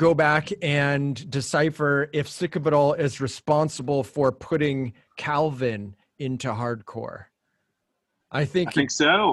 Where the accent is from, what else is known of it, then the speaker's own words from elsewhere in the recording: Orange County, California, United States; I'm from Orange County